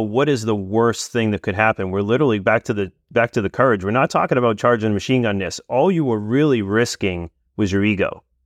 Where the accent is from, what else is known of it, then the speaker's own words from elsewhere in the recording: New England, United States; I'm from New England